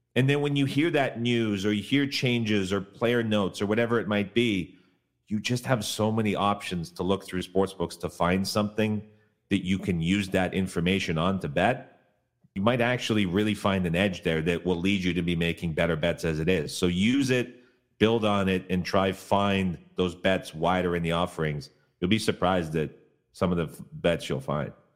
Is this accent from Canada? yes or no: yes; Canada; moved away; I grew up in Canada